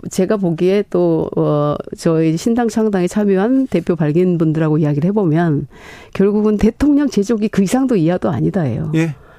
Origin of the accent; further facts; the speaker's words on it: Honam, South Korea; 제가 이제 호남 출신이고 여성이고